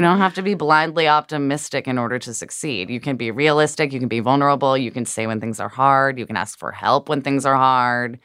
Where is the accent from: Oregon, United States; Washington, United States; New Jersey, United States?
Oregon, United States; Portland; moved away; Portland, Oregon. Holla at my hometown.